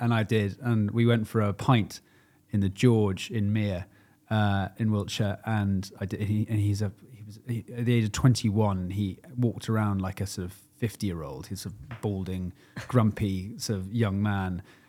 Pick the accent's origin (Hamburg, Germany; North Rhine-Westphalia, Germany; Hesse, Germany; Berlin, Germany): North Rhine-Westphalia, Germany; Rintown; born there; also born or lived in Cyprus; I was born in Germany under the Army of the Rhine in a British military hospital at a place called Rintown. And I have lived in Germany a total of 9 years over three different stints growing up.